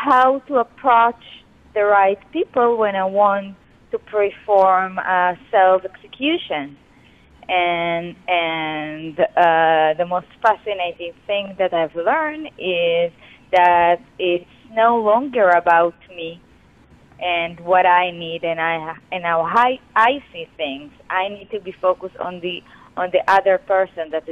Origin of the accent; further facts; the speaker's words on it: Israel; I'm an Israeli. I grew up in Israel.